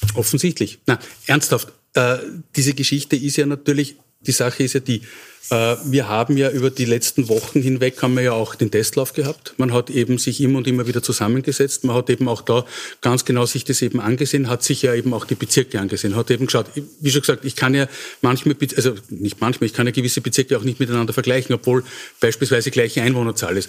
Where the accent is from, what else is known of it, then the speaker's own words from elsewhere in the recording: Wels, Upper Austria, Austria; meine Heimatstadt, warum ist Wels eben nicht